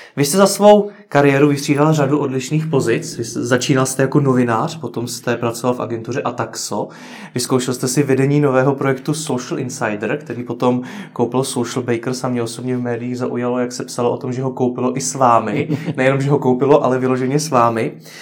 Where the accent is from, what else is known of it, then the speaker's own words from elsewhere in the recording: Czechia; my Češi